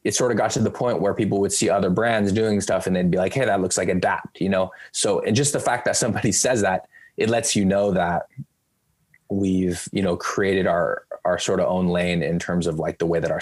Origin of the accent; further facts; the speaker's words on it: Bay Area, California, United States; growing up in the Bay Area, I'm fans of the local teams